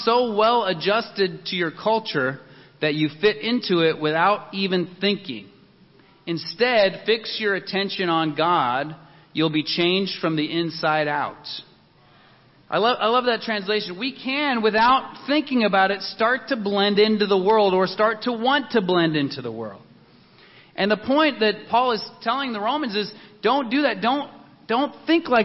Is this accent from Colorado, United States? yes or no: yes; Denver, Colorado, United States; I grew up in Denver